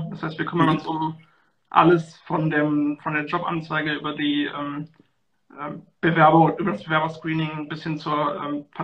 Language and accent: German; North Rhine-Westphalia, Germany; ich komme hier aus der Nähe von Köln